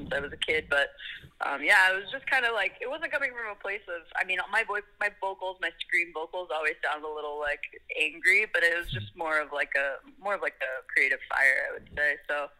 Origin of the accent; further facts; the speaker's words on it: Las Vegas, Nevada, United States; now in Los Angeles, United States; I grew up in Las Vegas